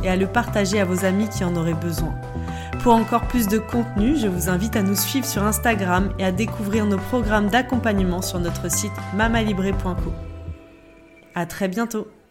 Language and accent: French; Calvados, Normandy, France; now in Savoie, France; je suis du Calvados, de Normandie, et le 73 en Savoie où je me trouve désormais